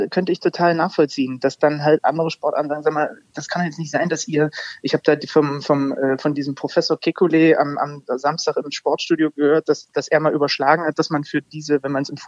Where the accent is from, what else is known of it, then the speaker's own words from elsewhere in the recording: Zwickau, Saxony, Germany; born there; Als mhm. gebürtiger Zwickauer darf ich sowas sagen.